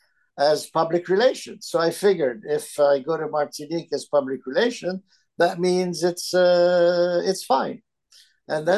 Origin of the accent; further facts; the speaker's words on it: Alexandria, Alexandria Governorate, Egypt; first language Italian; English is a second language; moved away; also born or lived in Philadelphia, United States; I was born and raised in Egypt, so I speak Arabic.